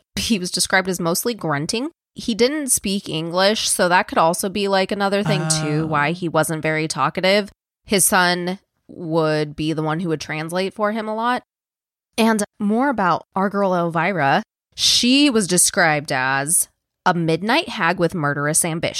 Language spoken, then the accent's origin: English; Kansas, United States; That's another reason I knew you'd appreciate, because I was from Kansas.